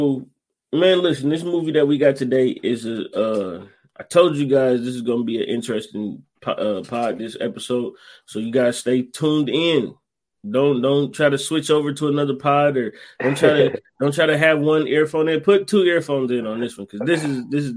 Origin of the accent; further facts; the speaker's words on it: Ohio, United States; that's where I'm from